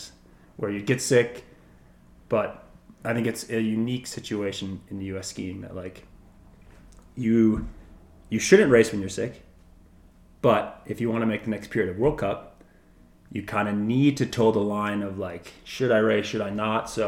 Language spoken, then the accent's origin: English; Wisconsin, United States; where I grew up in Wisconsin